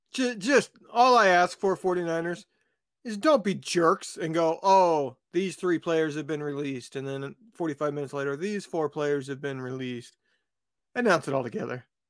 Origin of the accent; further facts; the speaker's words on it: West Lafayette, Indiana, United States; moved away; I grew up where Purdue is, that's my hometown